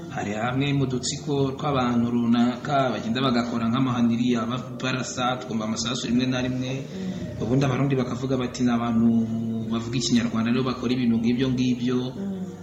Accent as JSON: {"language": "Kinyarwanda", "country": "Rwanda", "said": "twebwe nko ku ruhande rwacu nk'abanyarwanda"}